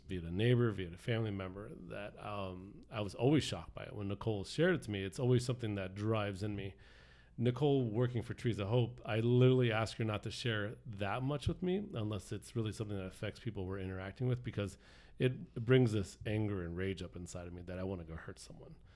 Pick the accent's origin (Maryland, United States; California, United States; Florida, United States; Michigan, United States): Florida, United States; South; I grew up here in South Florida